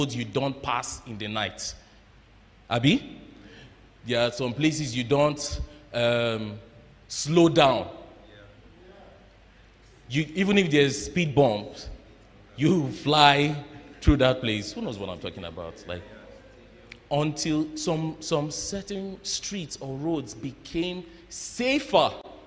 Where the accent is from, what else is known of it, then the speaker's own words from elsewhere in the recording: Jos, Plateau, Nigeria; moved away; my growing up in Jos